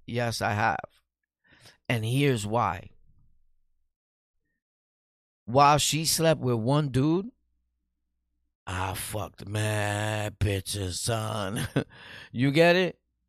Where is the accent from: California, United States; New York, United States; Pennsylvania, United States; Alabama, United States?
New York, United States; Bronx; we're both from the Bronx, so you know that we're dirty